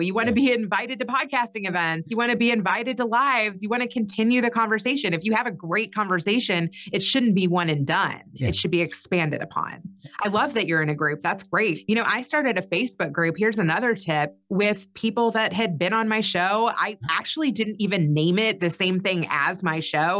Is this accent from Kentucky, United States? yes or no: yes; Kentucky, United States; moved away as an adult; also born or lived in Chicago; I grew up in Kentucky.